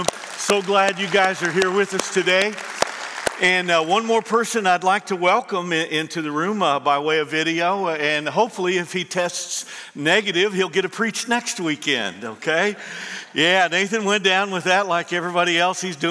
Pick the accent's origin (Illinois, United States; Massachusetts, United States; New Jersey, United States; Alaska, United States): Illinois, United States; moved away as an adult; also born or lived in southern Indiana; now in Indiana, United States; I grew up in Illinois, moved in and married into southern Indiana